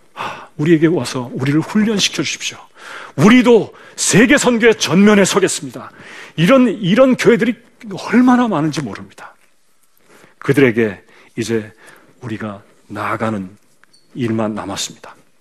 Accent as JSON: {"language": "Korean", "country": "South Korea", "said": "한국 사람이니까"}